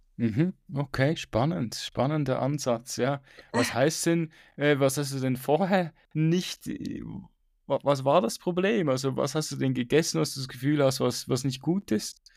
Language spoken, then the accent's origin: German; Switzerland; Bei uns in der Schweiz